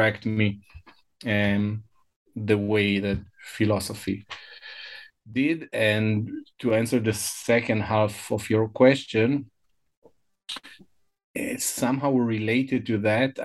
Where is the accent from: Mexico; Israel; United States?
Israel; first language Hebrew; English is a second language; moved away; also born or lived in Hamburg, Germany; I was born and I grew up in Israel